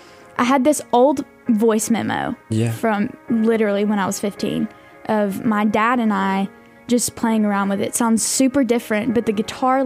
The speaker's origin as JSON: {"language": "English", "town": "Florence", "region": "Alabama", "country": "United States", "tie": "born or raised there", "also_born_or_lived": "Muscle Shoals, Alabama", "said": "So I claim it as the Shoals. I started out living in Muscle Shoals and then moved to Florence, so been in Florence most of my life."}